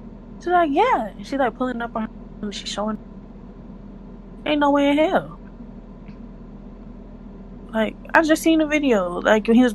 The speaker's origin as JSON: {"language": "English", "region": "California", "country": "United States", "said": "I'm from Cali"}